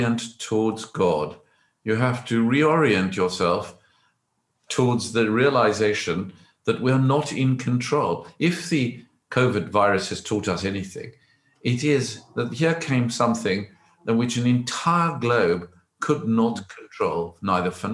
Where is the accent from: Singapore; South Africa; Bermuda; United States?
South Africa; born or raised there; moved away as an adult; now in England, United Kingdom